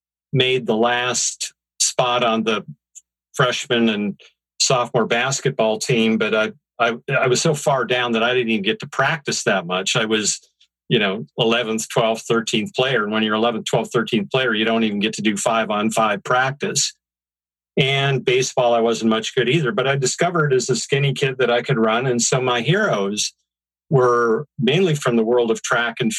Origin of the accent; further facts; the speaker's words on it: Bismarck, North Dakota, United States; moved away; I was born and raised in Bismarck, North Dakota